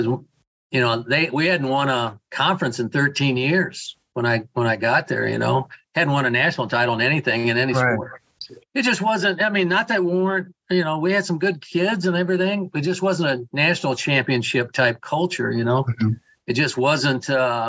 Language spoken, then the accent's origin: English; Waterloo, Iowa, United States; Waterloo is my hometown.